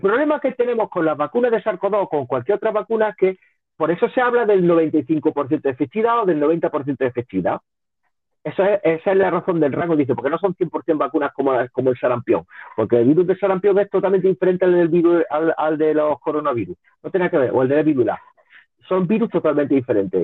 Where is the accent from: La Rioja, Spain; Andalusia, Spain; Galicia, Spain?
Andalusia, Spain; Linares; also born or lived in Barcelona; Yo soy de Linares, yo te estoy hablando de Linares.